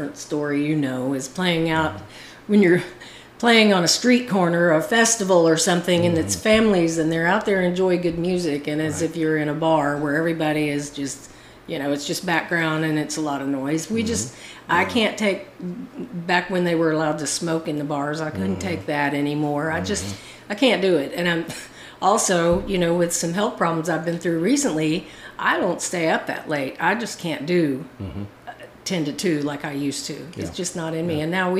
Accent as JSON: {"language": "English", "region": "Florida", "country": "United States", "tie": "born there", "said": "I was born in Florida."}